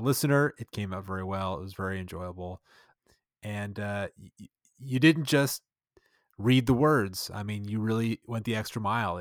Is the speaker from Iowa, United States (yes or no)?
no; Arizona, United States; We're from Arizona, so we're steeped in that cowboy culture